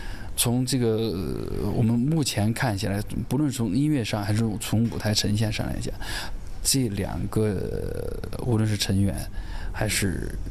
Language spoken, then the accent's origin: Chinese; Sichuan, China; 就是作为四川人在看了这部戏了之后，会为当年的这三百五十万的这帮出川抗战的这帮人而感到自豪，会觉得自己作为一个四川人而感到自豪。